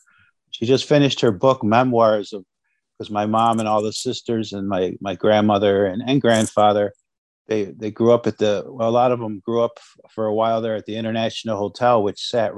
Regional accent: Western New York, United States; also born or lived in Akwesasne; about the age of two, you know, when he started working more steady, he moved my mom and myself down into Western New York area

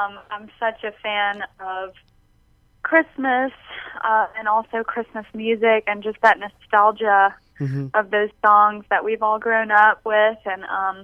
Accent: Mobile, Alabama, United States; also born or lived in New Orleans, Louisiana; I grew up in Mobile

